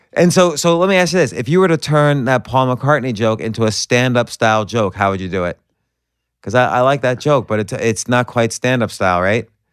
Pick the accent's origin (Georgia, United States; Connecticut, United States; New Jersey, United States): New Jersey, United States; moved away; also born or lived in New York; I'm from New Jersey and then New York.